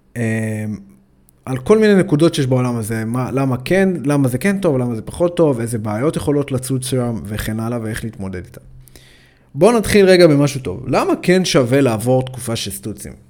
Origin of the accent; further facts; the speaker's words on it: Ashkelon, Southern District, Israel; אני במקור אה, מאשקלון